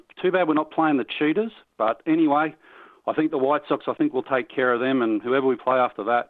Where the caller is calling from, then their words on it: Australia; I'm calling from Australia.